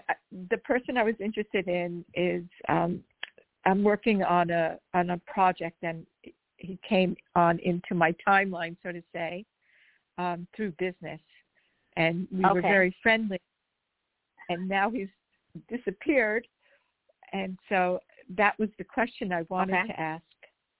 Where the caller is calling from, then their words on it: Los Angeles, California, United States; I'm calling from Los Angeles